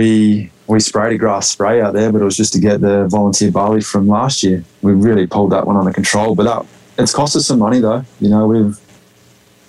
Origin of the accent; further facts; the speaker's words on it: Australia; moved away as an adult; also born or lived in Saskatchewan, Canada; now in Osler, Canada; being a native Australian